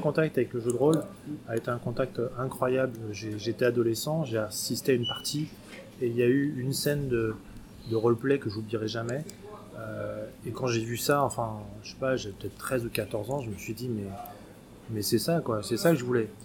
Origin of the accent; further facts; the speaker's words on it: Paris, Île-de-France, France; je suis euh, français, puisque je suis né à Paris